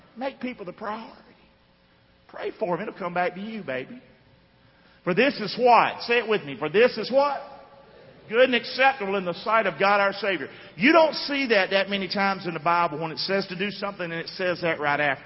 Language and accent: English; United States; I'm an American too.